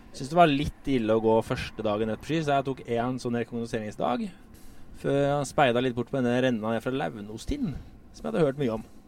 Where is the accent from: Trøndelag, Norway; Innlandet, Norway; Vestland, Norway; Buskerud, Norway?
Buskerud, Norway; Drammen; Jeg har vokst opp i Drammen